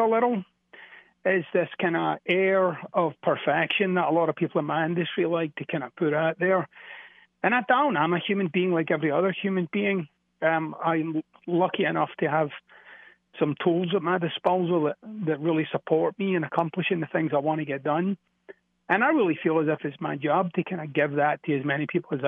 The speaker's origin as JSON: {"language": "English", "town": "Glasgow", "region": "Scotland", "country": "United Kingdom", "moved": "yes", "said": "I'm from Glasgow, which is a little bit up the street."}